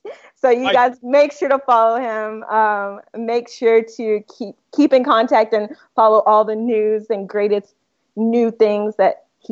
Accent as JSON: {"language": "English", "region": "Mississippi", "country": "United States", "tie": "born or raised there", "moved": "as an adult", "lives_now": "California, United States", "said": "So I recently moved to California, actually, but I was born and raised in the South. I'm from Mississippi. Hence the accent if you guys hear me say y'all."}